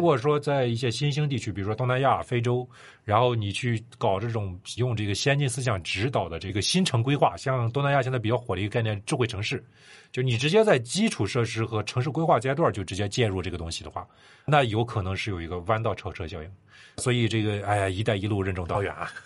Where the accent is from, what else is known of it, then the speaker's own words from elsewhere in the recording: China; 我们中国人这几年